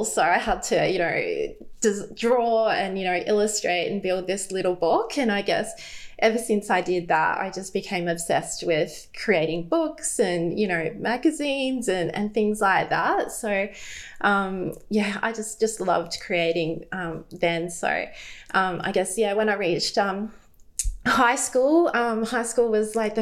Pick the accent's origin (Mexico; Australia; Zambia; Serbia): Australia; Brisbane, Queensland; I grew up in Brisbane. We've always lived here